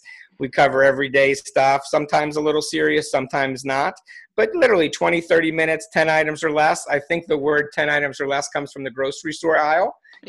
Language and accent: English; East Coast, United States; born there; I've lived all over the United States. I was born on the East Coast.